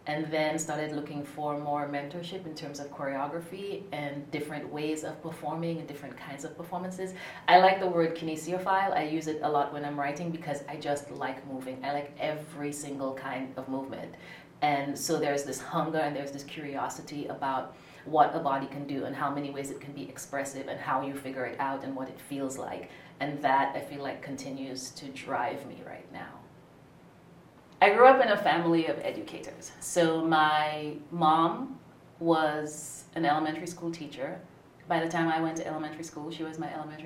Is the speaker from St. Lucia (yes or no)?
yes; St. Lucia; moved away as an adult; now in Philadelphia, United States; I'm originally from St. Lucia in the southeastern Caribbean. I moved to the U.S. in 94 for college and have been here since